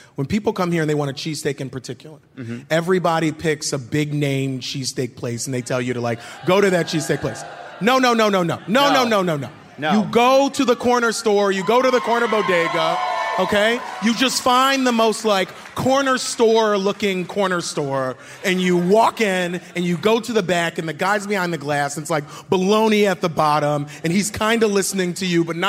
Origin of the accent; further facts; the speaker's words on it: Philadelphia, Pennsylvania, United States; I grew up here in North Philly. My dad was a social worker. My mom was a home health aide.